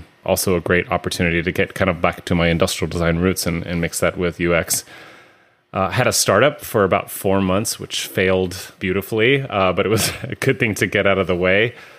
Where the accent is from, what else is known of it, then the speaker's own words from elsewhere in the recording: California, United States; I've been actually from California, born and raised in the Bay Area, but got to live some other places in the world kind of growing up.